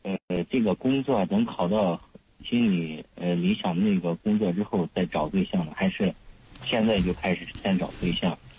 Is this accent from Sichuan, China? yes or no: no; Shaanxi, China; 我家是陕西的